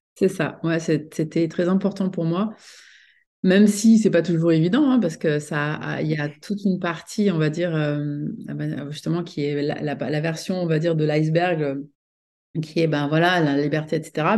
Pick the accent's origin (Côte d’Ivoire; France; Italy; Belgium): France; moved away as an adult; also born or lived in United States; je suis donc franco-américaine, donc je suis née en France, mais j'ai longtemps vécu aux États-Unis